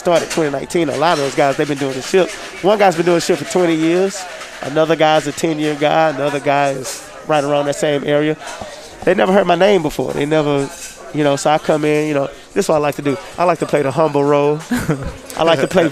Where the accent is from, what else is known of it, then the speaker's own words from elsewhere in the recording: Houston, Texas, United States; I'm from Houston, Texas